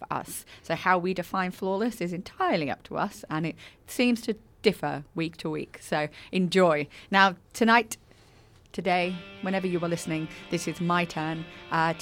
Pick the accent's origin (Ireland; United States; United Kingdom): United Kingdom; moved away as an adult; also born or lived in Brighton / London / Paris; now in Australia; my home country, in the UK.